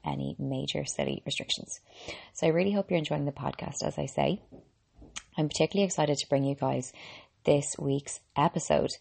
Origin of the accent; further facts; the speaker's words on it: Ireland; I'm an Irish girl and qualified medical doctor